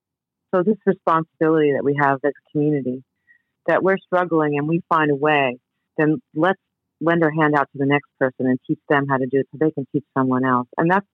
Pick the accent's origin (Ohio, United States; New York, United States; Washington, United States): New York, United States; Queens; I remember the first time I grew up in New York, first time I was in the city. I grew up in Queens, and I was walking with my family